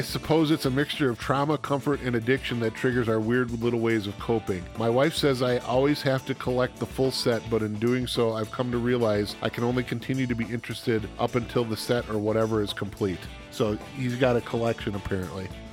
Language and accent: English; central Wisconsin, United States; I grew up in Wisconsin. I grew up in the central part of the state.